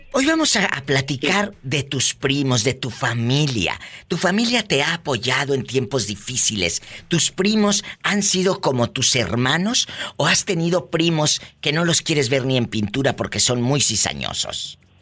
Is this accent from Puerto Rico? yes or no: no; Matamoros, Tamaulipas, Mexico; yo vivo, mi, tierra es Matamoros, Tamaulipas